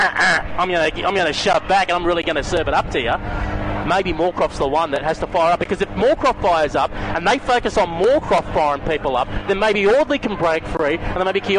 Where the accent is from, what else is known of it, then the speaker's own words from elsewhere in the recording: Melbourne, Victoria, Australia; I grew up in Broadmeadow